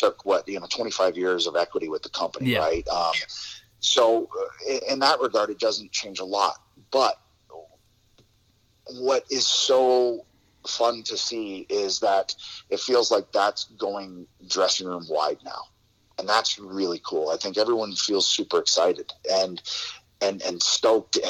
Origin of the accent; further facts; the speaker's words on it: Toronto, Ontario, Canada; I can go back to my hometown in front of all my friends in Scotiabank Center